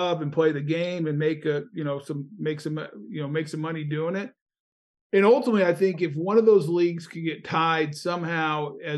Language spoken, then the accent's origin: English; Colorado, United States; now in Florida, United States; growing up in Colorado, started skiing when I was probably 4 years old